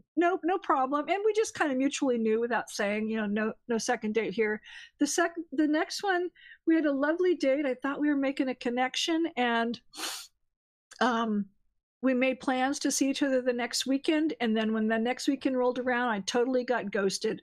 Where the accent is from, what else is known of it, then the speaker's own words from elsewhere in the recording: California, United States; moved away; I'm from California, so I still have my California area code